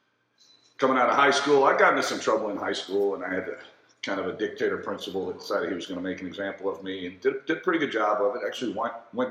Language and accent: English; Conroe, Texas, United States; now in Austin, United States; I went to Conroe High School, which is just north of Houston, about 30 minutes